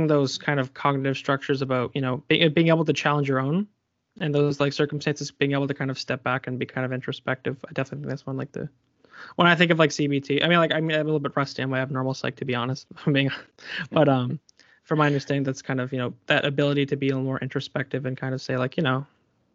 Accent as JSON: {"language": "English", "area": "Colchester", "region": "Nova Scotia", "country": "Canada", "said": "I'm from Colchester"}